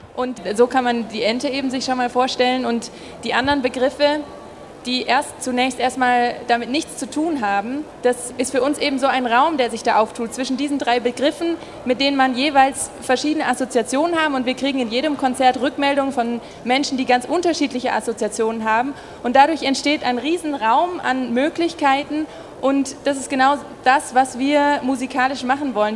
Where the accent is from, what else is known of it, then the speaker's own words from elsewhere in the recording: Gröbenzell, Bavaria, Germany; moved away as an adult; also born or lived in Arnhem, Netherlands / Cologne, Germany / Stuttgart, Germany; Ich komme hier aus dem Münchner Umland in Gröbenzell. Bin ich zur Schule gegangen